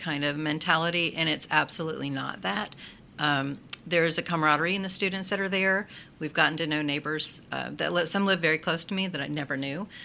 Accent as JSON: {"language": "English", "town": "Orange City", "region": "Florida", "country": "United States", "tie": "born or raised there", "moved": "as an adult", "lives_now": "Port Orange, United States", "said": "I grew up in Orange City, DeLand High School graduate"}